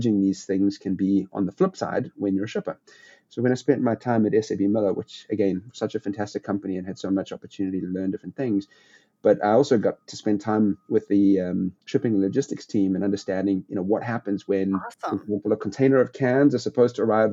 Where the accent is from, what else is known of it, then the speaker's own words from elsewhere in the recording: South Africa; moved away as an adult; I grew up in South Africa, went to university in South Africa